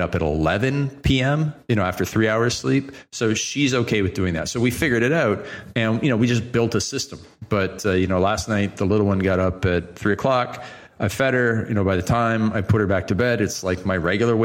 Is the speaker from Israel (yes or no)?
no; Canada; I'm Canadian.